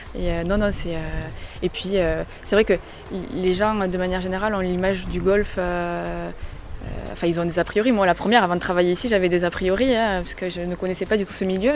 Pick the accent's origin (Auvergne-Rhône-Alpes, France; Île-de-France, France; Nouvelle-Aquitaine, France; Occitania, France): Occitania, France; Marrossin; moved away as an adult; also born or lived in Montpellier / Toulouse; je suis originaire de Marrossin, euh, j'ai fait mes études sur Montpellier